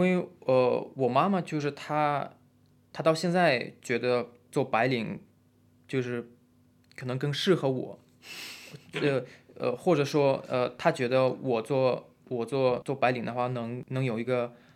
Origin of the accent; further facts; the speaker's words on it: Russia; Chinese is a second language; moved away as an adult; also born or lived in Shenzhen, China; now in China; 我出生和长大都是在比较冷的一个地方，冷的地方